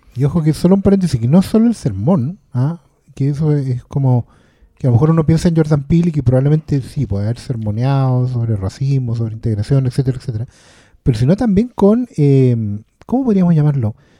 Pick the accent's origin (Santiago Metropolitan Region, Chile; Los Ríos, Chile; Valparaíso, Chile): Santiago Metropolitan Region, Chile; Maipú; a mi pueblo